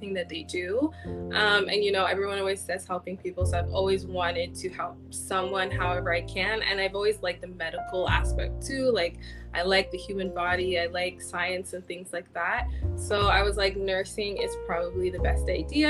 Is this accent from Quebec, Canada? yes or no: no; Ottawa, Ontario, Canada; I've always lived in Ottawa. I was born here. I'm a Nigerian